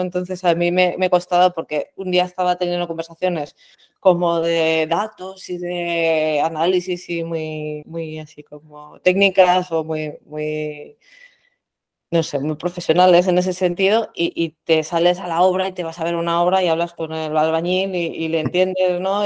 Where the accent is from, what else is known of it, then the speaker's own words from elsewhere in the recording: Madrid, Community of Madrid, Spain; soy de Madrid profesionalmente